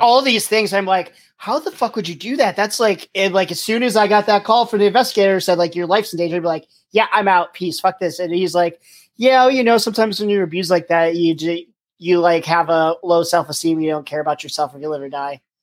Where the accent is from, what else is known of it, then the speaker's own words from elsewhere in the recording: Pennsylvania, United States; now in Virginia, United States; I'm from Pennsylvania and I live in Virginia now